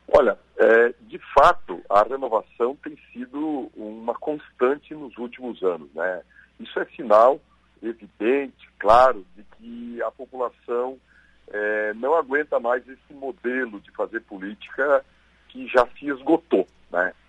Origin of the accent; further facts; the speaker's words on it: western Santa Catarina, Brazil; also born or lived in Florianópolis; now in Blumenau, Brazil; o oeste de Santa Catarina, onde eu nasci, cresci e de lá saí só aos 19 anos